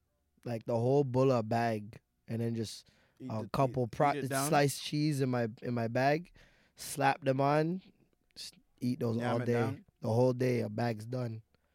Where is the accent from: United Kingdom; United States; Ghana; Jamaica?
Jamaica; I'm Jamaican.